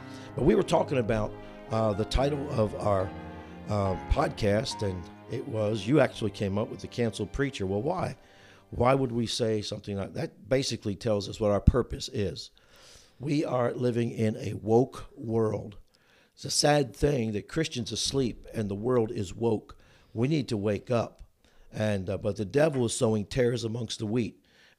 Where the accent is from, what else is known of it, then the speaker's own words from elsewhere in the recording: New Jersey, United States; moved away as an adult; also born or lived in Chicago, Illinois; now in Union, Missouri, United States; I was born and raised in New Jersey, went to college in the greater Chicagoland area.